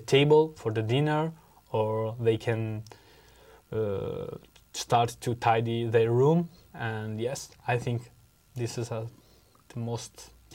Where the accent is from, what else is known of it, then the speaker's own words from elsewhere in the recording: Venice, Veneto, Italy; English is a second language; I'm from Italy. I come from Venice.